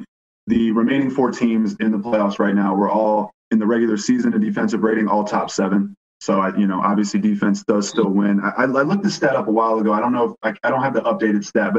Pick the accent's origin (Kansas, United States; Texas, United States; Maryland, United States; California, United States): Texas, United States; Houston; I'm from Houston.